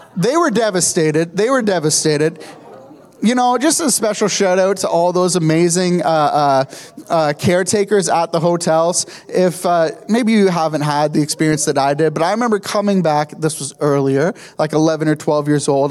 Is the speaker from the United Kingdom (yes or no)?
no; Kingston, Ontario, Canada; I grew up in Kingston